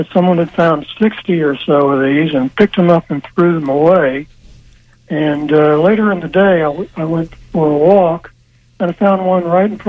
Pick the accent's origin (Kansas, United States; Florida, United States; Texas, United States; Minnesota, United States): Florida, United States; Central; when I was growing up in Central Florida